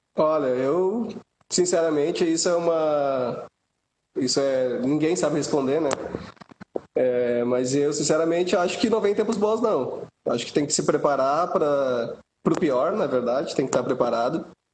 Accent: Rio Grande do Sul, Brazil; lá do Rio Grande do Sul, que sou gaúcho

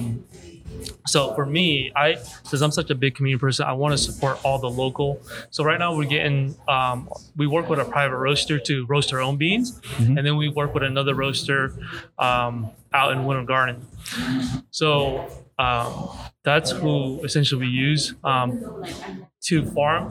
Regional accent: Hollywood, Florida, United States; now in Orlando, United States; I was raised in South Florida

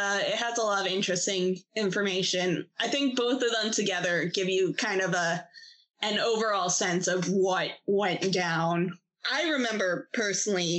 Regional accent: United States; Speaking as an American

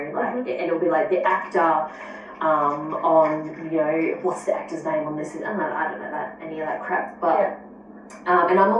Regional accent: Australia; Yes, we are Australian.

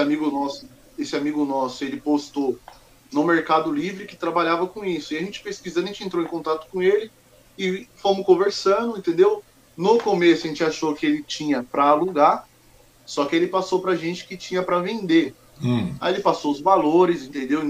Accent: Mogi das Cruzes, São Paulo, Brazil; also born or lived in Goiânia, Goiás; Eu sou aqui de São Paulo mesmo, nasci uhum. em Mogi das Cruzes

